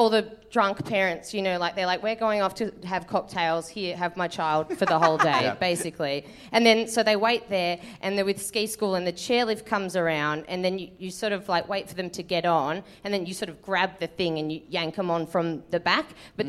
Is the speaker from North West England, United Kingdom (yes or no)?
yes; Manchester, North West England, United Kingdom; I'm from Manchester.